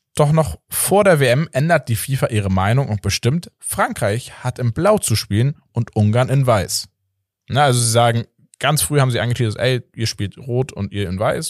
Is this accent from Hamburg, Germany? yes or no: yes; Hamburg, Germany; als Hamburger